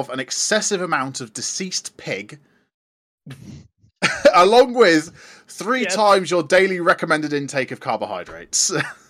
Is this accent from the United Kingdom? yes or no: yes; United Kingdom; Usually a tea, we are British after all.